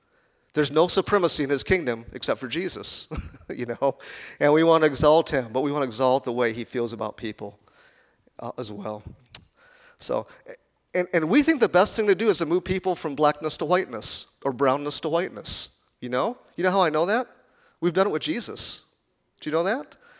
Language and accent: English; Chicago, Illinois, United States; moved away; also born or lived in Kansas; I was born in Chicago. When I first moved to Kansas